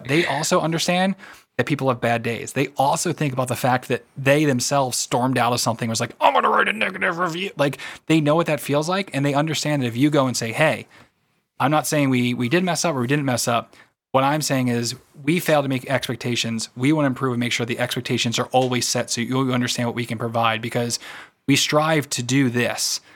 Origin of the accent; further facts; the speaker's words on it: United States; I am American